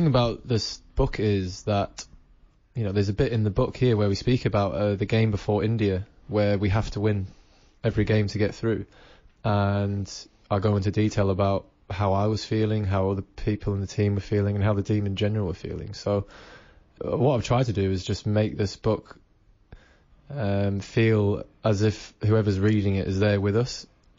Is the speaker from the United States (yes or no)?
no; New Zealand; born there; I'm English. I was born in New Zealand, I remember my roots, I remember where I came from